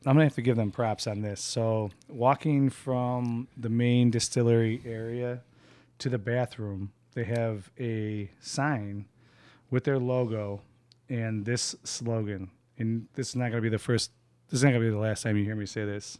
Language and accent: English; Chicago, Illinois, United States; We're all from Chicago